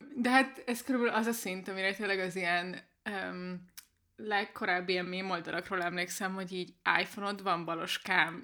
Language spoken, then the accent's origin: Hungarian; Budapest, Hungary; Budapesten nőttem fel nagy részt